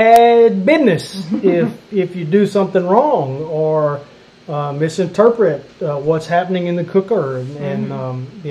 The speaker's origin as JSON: {"language": "English", "region": "Louisiana", "country": "United States", "moved": "as an adult", "lives_now": "Mississippi, United States", "said": "we're from Louisiana"}